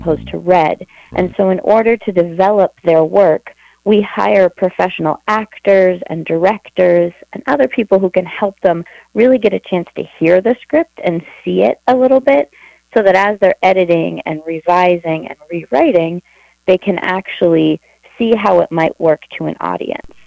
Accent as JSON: {"language": "English", "town": "Eau Claire", "region": "Wisconsin", "country": "United States", "tie": "born or raised there", "moved": "yes", "lives_now": "Minneapolis, United States", "said": "I grew up in Eau Claire, Wisconsin"}